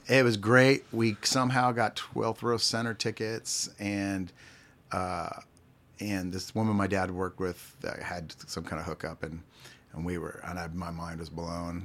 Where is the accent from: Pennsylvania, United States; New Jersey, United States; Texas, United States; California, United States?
Pennsylvania, United States; Pittsburgh; now in Kansas City, United States; I was born in Pittsburgh, Pennsylvania